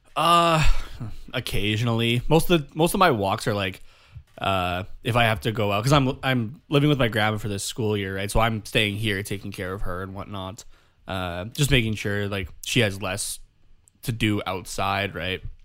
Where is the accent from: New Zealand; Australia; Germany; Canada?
Canada; first language English; us being Canadian